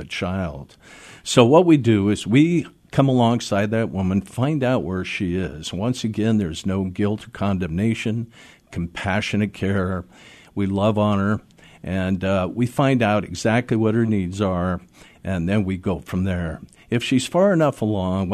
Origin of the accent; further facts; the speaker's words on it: Seattle, Washington, United States; I was born and raised in Seattle, and mm-hmm. I grew up here in this city